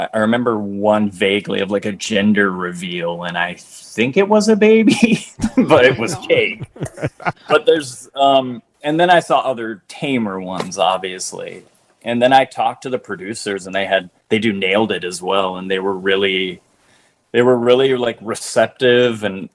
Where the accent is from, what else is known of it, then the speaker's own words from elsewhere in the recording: Orange, California, United States; I grew up in Southern California